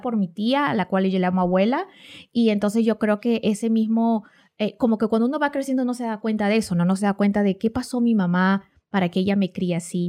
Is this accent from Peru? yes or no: yes; Peru; moved away; yo soy de Perú, vengo de América